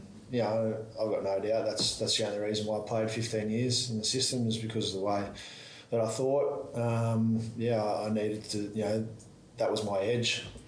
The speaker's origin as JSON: {"language": "English", "town": "Albury", "region": "New South Wales", "country": "Australia", "tie": "born or raised there", "said": "I'm from Albury, so I grew up there"}